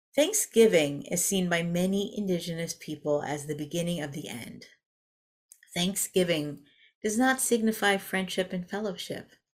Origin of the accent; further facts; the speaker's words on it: Denver, Colorado, United States; As a child growing up in Denver